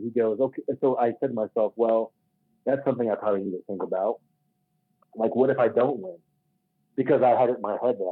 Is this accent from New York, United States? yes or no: no; Kentucky, United States; now in Colorado, United States; growing up in Kentucky